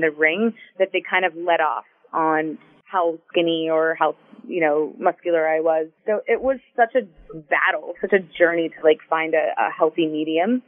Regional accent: Houston, Texas, United States; moved away as an adult; also born or lived in Tampa, Florida; now in South Florida, United States; I'm from Houston. I had never lived anywhere else

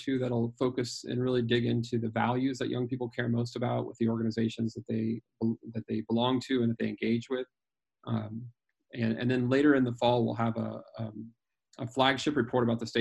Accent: Greeley, Colorado, United States; the Youth for Christ chapter in my hometown in Greeley, Colorado

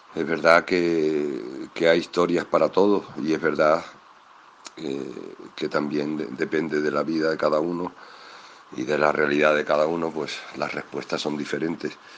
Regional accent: Extremadura, Spain; de aquella mi Extremadura, de ese niño que era yo

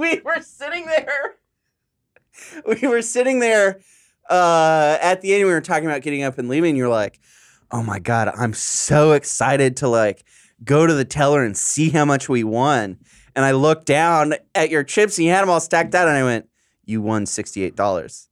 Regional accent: San Diego, California, United States; now in Los Angeles, United States; I'm from SoCal

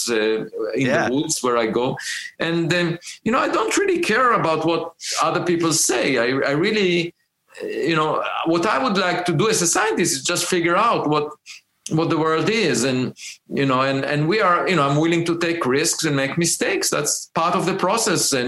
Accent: Israel; moved away as an adult; also born or lived in Princeton; now in United States; I grew up in Israel

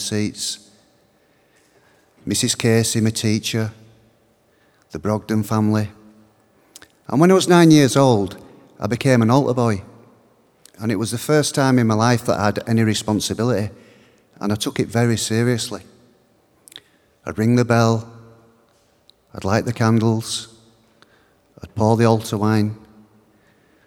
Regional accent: Bradford, Yorkshire and the Humber, United Kingdom; My parents are Irish, but I was born in Bradford in Yorkshire. Where I lived was quite working class

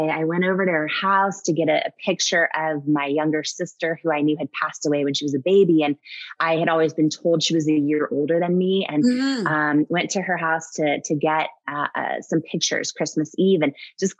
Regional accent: Washington, United States; also born or lived in Northern California; I was born in Northern California. Okay. And I grew up in Washington State thought I knew where I was from in my late 20s, found out I was adopted by surprise.

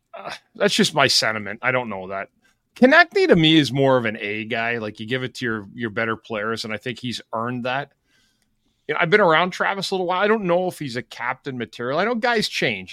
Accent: Ottawa, Ontario, Canada; moved away; when I was growing up in Ottawa

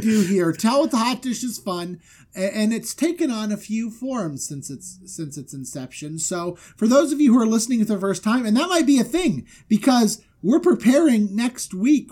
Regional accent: Florida, United States; moved away; I'm from Florida

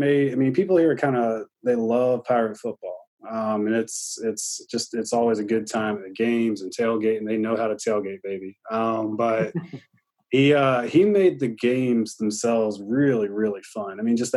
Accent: Greenville, North Carolina, United States; I was a graduate student at East Carolina University, where he was an offensive coordinator. And that's when he was, you know, that's my hometown.

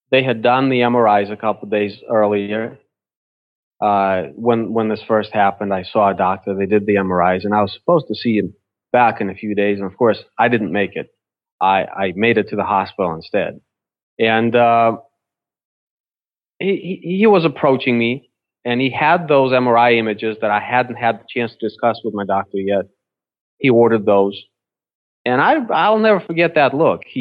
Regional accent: Russia; now in United States; I was born I was born in Russia when it was still Soviet Union.

